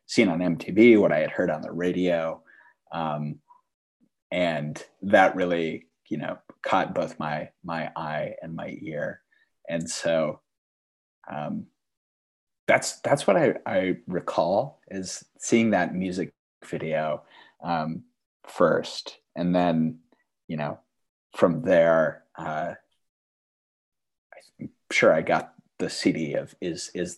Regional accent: Fergus Falls, Minnesota, United States; now in Duluth, United States; growing up in Fergus Falls, Minnesota

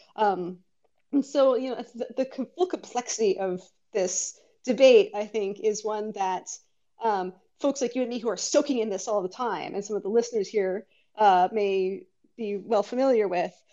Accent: Bay Area, California, United States; born and raised in the Bay Area

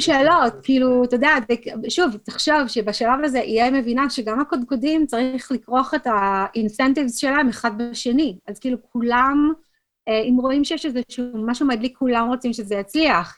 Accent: Israel; moved away as an adult; now in United States; בתור ישראלית

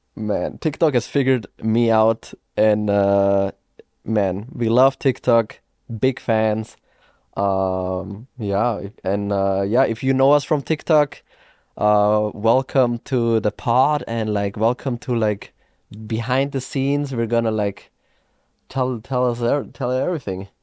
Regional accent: Austria; moved away; I am from Austria

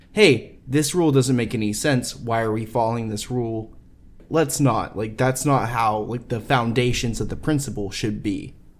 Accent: Texas, United States; I grew up in Texas

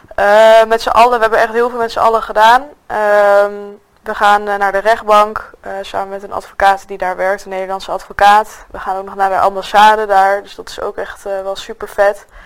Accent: Nijmegen, Gelderland, Netherlands; ik kom uit Nijmegen

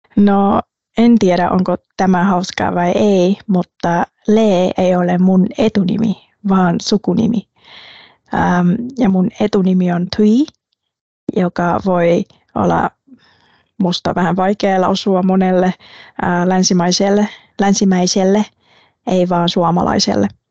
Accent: Quy Nhon, Binh Dinh, Vietnam; Finnish is a second language; moved away as an adult; also born or lived in Ho Chi Minh City, Vietnam / Lahti, Finland; now in Finland; Mä synnyin pienessä Quinjoen kaupungissa rannikolla

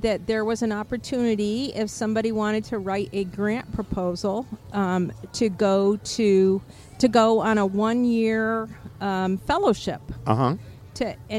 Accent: Adirondacks, New York, United States; now in Viera, United States; I'm originally from the Adirondacks in New York, but now we live in Vieira.

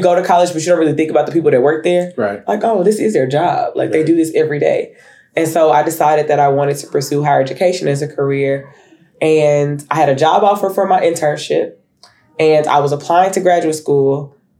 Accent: Humphrey, Arkansas, United States; moved away as an adult; also born or lived in Pine Bluff, Arkansas; now in Fort Worth, United States; I learned in Humphrey and really grow there too. So my dad is a pastor, and so we moved to Pine Bluff. I think I was like 14

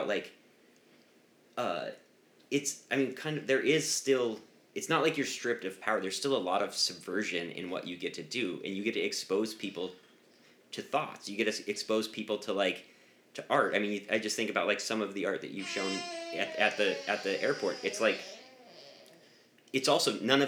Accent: Montana, United States; now in Arizona, United States; I'm from Montana.

